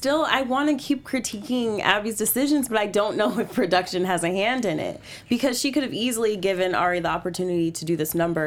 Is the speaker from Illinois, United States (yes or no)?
no; Riverside, California, United States; born or raised there